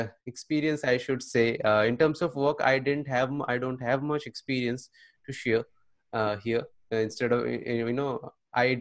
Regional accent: Tripura, India; moved away as an adult; now in Kolkata, India; I am from Tripura.

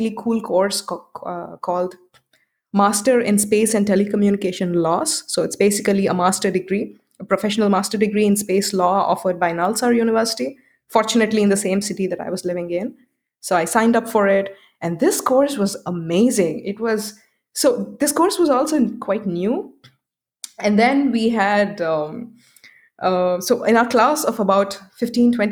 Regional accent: Hyderabad, Telangana, India; I chose my center in Hyderabad, in my hometown

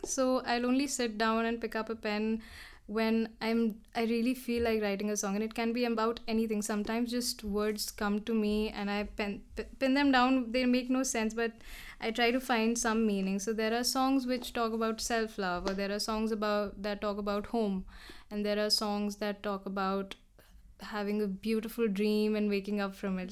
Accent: Dehradun, Uttarakhand, India; moved away as an adult; now in Delhi, India; growing up in Dehradun around mountains

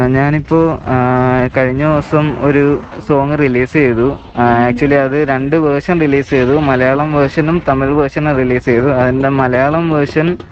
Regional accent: Kollam, Kerala, India; now in Chennai, India; എന്റെ നാട് കൊല്ലമാണ് ഞാൻ താമസിക്കുന്നത് ചെന്നൈയിലാണ്

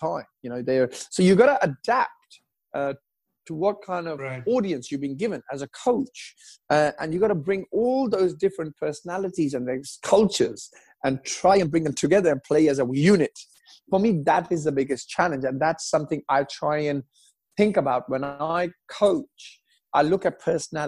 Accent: Pakistan; moved away; also born or lived in England; I was born in Pakistan, you know, growing up on curry all my life.

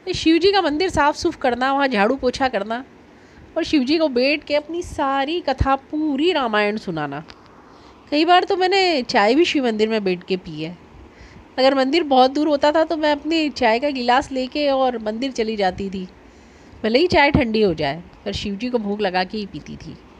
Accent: Ujjain, Madhya Pradesh, India; also born or lived in Omkareshwar; चूँकि मैं तो उज्जैन से हूँ महाकाल की नगरी से हूँ

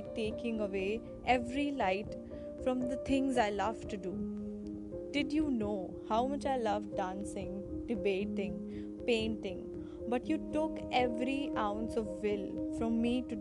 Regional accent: Ghaziabad, Uttar Pradesh, India; I'm from Ghaziabad, which is a city in UP.

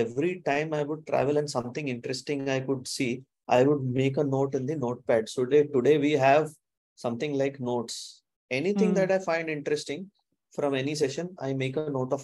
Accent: Kalyan, Maharashtra, India; We used to stay in a place in a land far, far away called as Kalyan

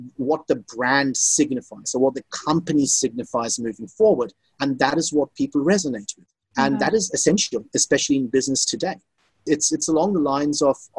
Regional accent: Australia; accent: Aussie; moved away as an adult; also born or lived in Kolkata, India; now in Singapore; I was pretty much raised in Australia

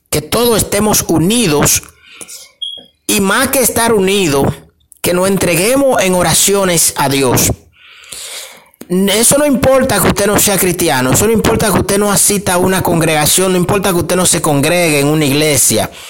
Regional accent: Dominican Republic; los 24 de diciembre nosotros como buenos dominicanos eh, ponemos una mesa y le, le hacemos una cena especial a nuestra familia, a nuestros hijos o nuestra madre. Nos criaron con eso, desde que yo era niño

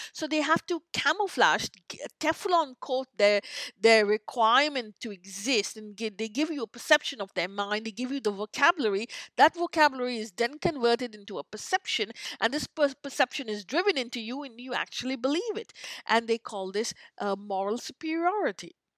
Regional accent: India; now in North America; I grew up in in in India

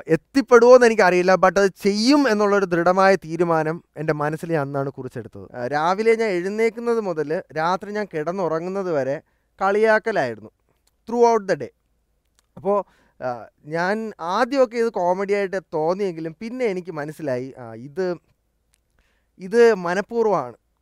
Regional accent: Thiruvananthapuram, Kerala, India; also born or lived in Delhi; ജനിച്ചതും വളർന്നതും എല്ലാം ട്രിവാൻഡ്രത്ത് തന്നെയാണ്

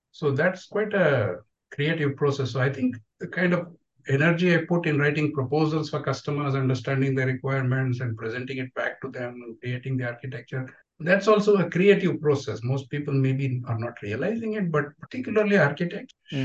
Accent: Udupi, Karnataka, India; I'm from Udupi

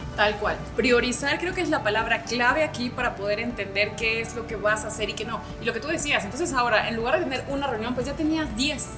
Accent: Peru; Soy peruana de nacionalidad

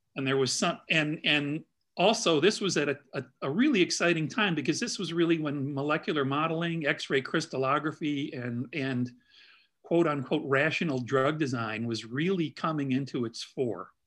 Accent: Midwest, United States; also born or lived in Chicago; now in Indianapolis, United States; being a Midwesterner

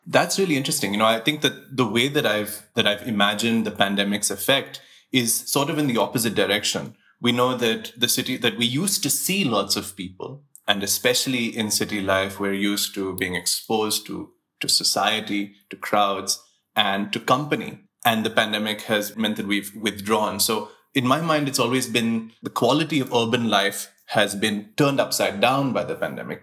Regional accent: Mumbai, Maharashtra, India; I was born in Breach Candy Hospital

